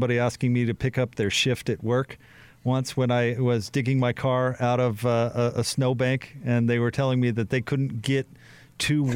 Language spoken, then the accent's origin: English; Utah, United States; also born or lived in Charlotte, North Carolina; my family, when I was a kid, they bought a minivan in North Carolina, and then we moved from North Carolina back to Utah